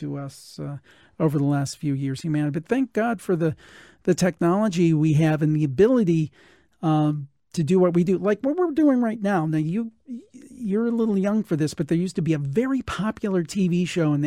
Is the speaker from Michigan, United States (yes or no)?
no; Cleveland, Ohio, United States; I'm from the Cleveland area